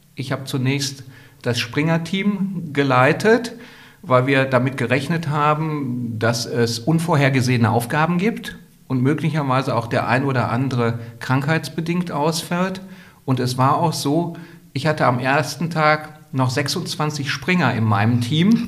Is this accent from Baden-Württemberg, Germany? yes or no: no; Gelsenkirchen, North Rhine-Westphalia, Germany; meine Heimatstadt Gelsenkirchen